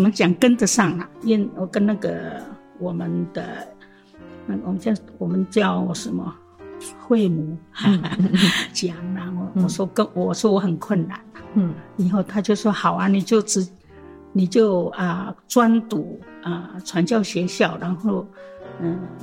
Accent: Tuban Village, Taitung County, Taiwan; first language Paiwan; Chinese is a second language; 距离土版大概四十分钟走路

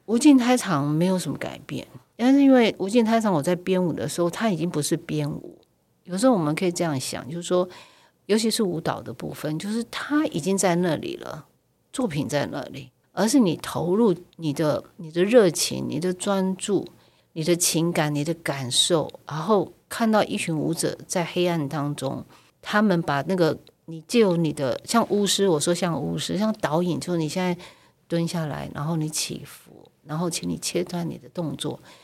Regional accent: Keelung, Taiwan; 因为我是基隆的女儿

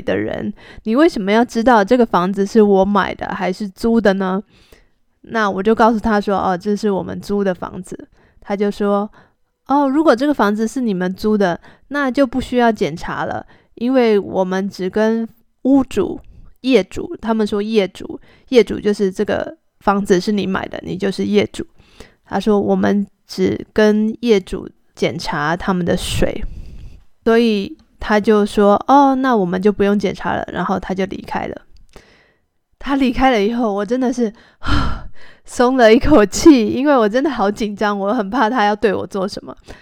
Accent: Taiwan; moved away; 我是从台湾来的

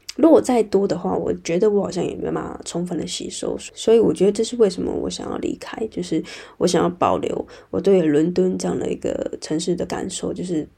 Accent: Taiwan; moved away as an adult; now in London, United Kingdom; 我从，呃，台湾之声来到英国异地

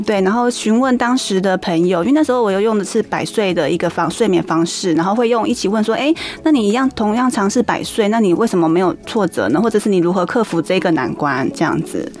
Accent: Taoyuan, Taiwan; 我考了一个桃园 比较后面后段班的功力高中

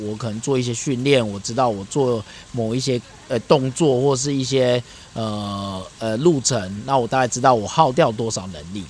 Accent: Taiwan; 我从小在沿海乡下长大，

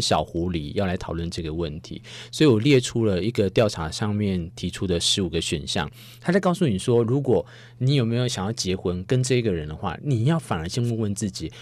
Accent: Taiwan; 我们台湾人

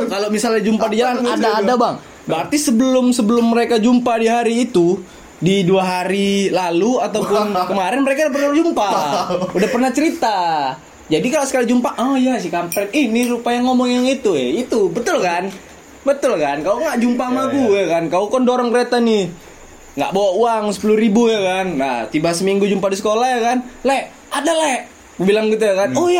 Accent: Medan, North Sumatra, Indonesia; accent: Medan; aku kasih tahu lagi kami dari Medan kalau misalnya kalian nggak tahu logat Medan biar dikasih tahu

